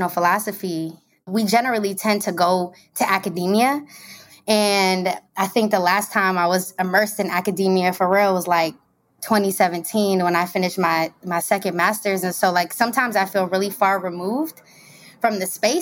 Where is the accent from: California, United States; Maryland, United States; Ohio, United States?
Maryland, United States; moved away as an adult; now in Brooklyn, United States; I'm originally from Maryland, DMV stand up all day